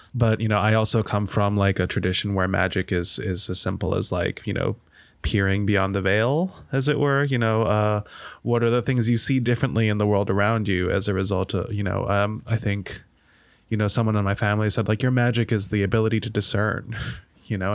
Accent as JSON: {"language": "English", "country": "Malaysia", "tie": "born or raised there", "moved": "yes", "said": "I grew up in Malaysia"}